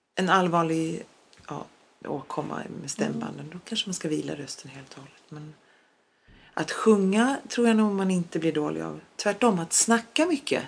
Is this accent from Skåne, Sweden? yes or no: yes; Skåne, Sweden; first language Polish; Swedish is a second language; also born or lived in Poland; jag är ju född och uppvuxen i Sverige